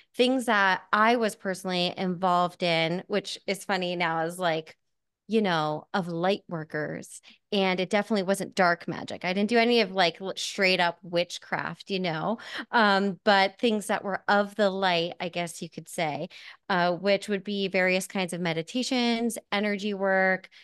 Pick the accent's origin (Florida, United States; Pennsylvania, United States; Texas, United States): Pennsylvania, United States; Hamburg; I am from Hamburg, Pennsylvania